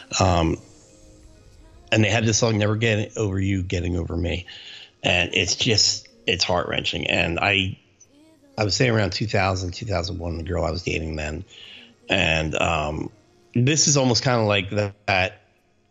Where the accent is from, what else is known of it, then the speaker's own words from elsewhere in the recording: New Jersey, United States; I grew up in New Jersey and my family's in New Jersey.